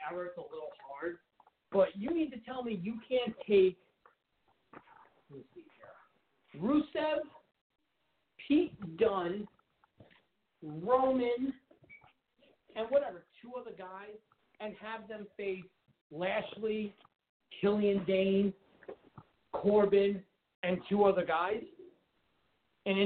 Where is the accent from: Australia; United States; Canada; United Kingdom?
Canada; Listen, let's address the elephant in the room. We all know what I am. I'm Canadian.